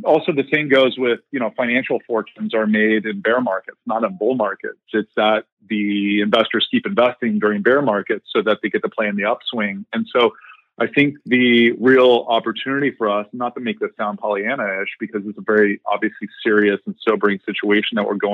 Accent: Columbus, Ohio, United States; also born or lived in Indiana; I am a Midwesterner, grew up in Columbus, Ohio

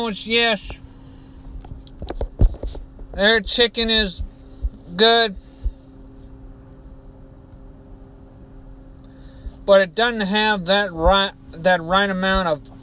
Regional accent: Beaumont, Texas, United States; my hometown of Beaumont, Texas

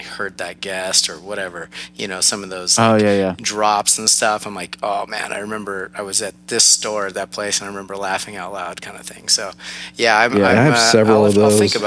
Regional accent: Pasadena, California, United States; also born or lived in Central Coast, California; I grew up in Southern California. I'm basically a Pasadena

